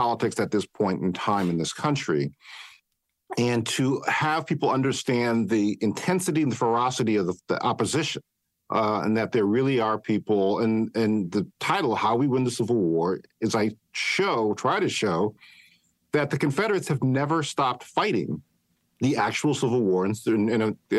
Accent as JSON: {"language": "English", "town": "Cleveland", "region": "Ohio", "country": "United States", "tie": "born or raised there", "said": "I grew up in Cleveland, Ohio originally."}